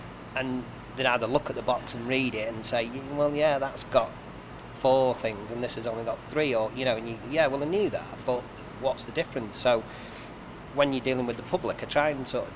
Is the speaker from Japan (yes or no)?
no; Macclesfield, North West England, United Kingdom; I'm from Macclesfield originally